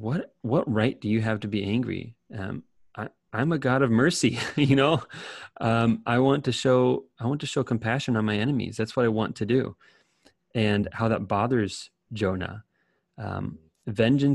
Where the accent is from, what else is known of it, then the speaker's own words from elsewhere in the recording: United States; as an American